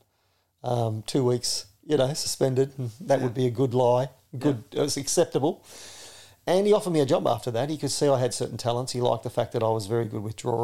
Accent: Shepparton, Victoria, Australia; growing up in Shepparton, you know, in the 70s, 80s and that, the SPC was the central hub of Shepparton.

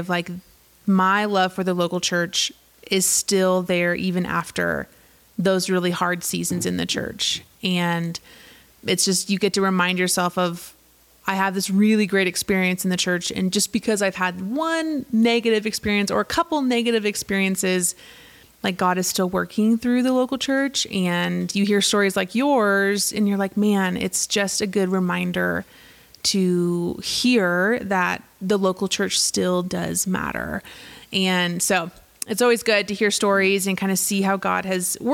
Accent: Southern California, United States; now in Colorado, United States; I grew up in Southern California.

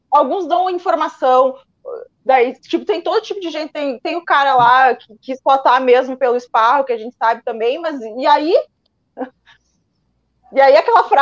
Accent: Rio Grande do Sul, Brazil; now in Portugal; eu, eu, eu claro, sou gaúcho eu e, moro, e, moro

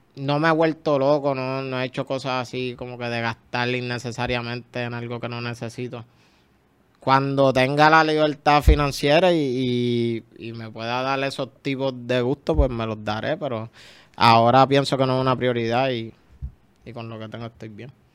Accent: San Juan, Puerto Rico; yo soy de Cupa y de las cumbres, San Juan

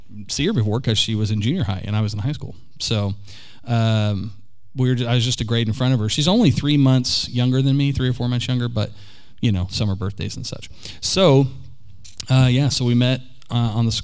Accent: Oklahoma City, Oklahoma, United States; also born or lived in Pittsburgh, Pennsylvania; I was born here in Oklahoma City and lived here until I was about, and more actually, for most of my childhood

